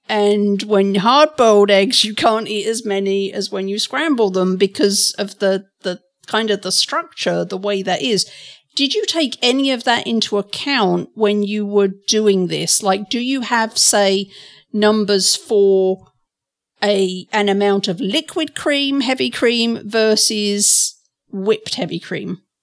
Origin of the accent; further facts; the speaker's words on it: England, United Kingdom; I'm from England